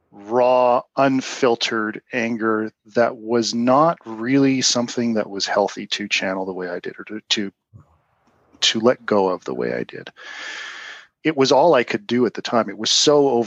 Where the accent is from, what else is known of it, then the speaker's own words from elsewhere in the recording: Canada; also born or lived in Utah; I'm Canadian